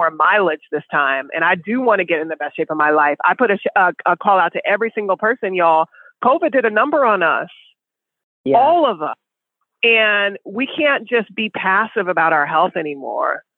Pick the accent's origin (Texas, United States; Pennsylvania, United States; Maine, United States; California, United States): California, United States; Sacramento; that's my hometown